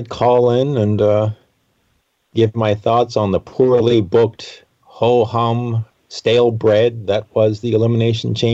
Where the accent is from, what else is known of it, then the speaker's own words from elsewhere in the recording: Toronto, Ontario, Canada; No, I'm from Toronto, Ontario, oh, Canada.